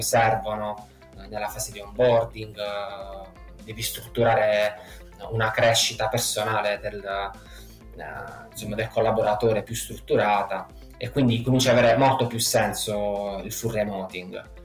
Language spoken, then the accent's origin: Italian; Matera, Basilicata, Italy; also born or lived in Israel; io sono di Matera, una piccola cittadina del sud Italia.